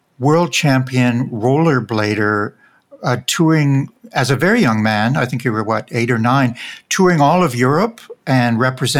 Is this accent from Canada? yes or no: yes; Canada; accent: Canadian